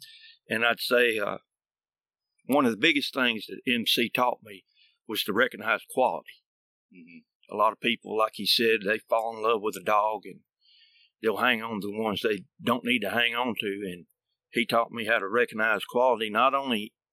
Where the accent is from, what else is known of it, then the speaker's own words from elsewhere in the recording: Alabama, United States; growing up in Alabama